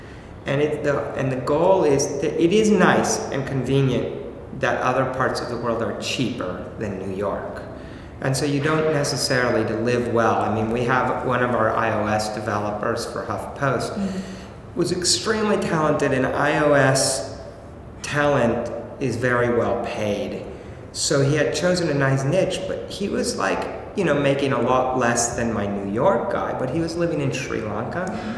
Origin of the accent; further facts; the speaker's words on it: Mexico; born there; I was born in Mexico. My mom's Mexican. My wife is Bulgarian.